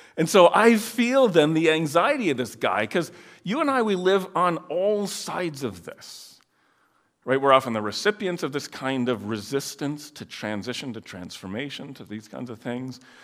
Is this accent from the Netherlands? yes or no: yes; Netherlands; moved away; I grew up in Holland